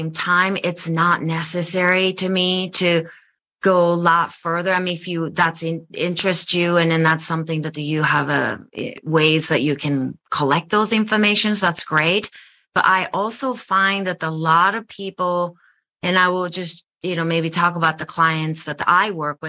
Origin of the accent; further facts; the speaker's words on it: Japan; now in United States; I'm from Japan. I grew up in Japan.